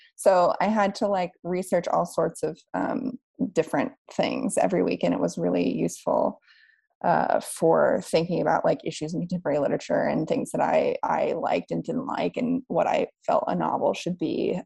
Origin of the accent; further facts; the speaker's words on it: West Virginia, United States; moved away as an adult; also born or lived in New York; now in Berlin, Germany; I'm from West Virginia and I I grew up there until I was 18 and moved away